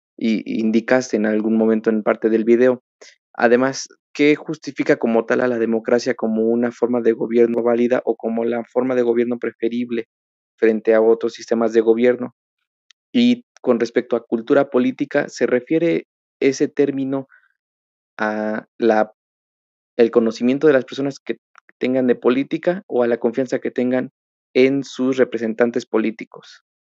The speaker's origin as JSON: {"language": "Spanish", "country": "Mexico", "said": "soy de México"}